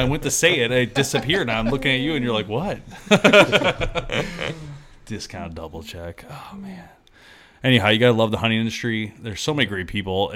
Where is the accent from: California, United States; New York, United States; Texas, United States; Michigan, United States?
Michigan, United States; we're from Michigan.